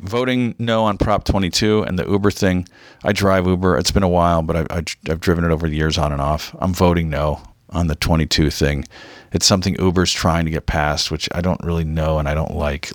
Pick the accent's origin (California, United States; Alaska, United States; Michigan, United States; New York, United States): California, United States; Mission Viejo; growing up in Orange County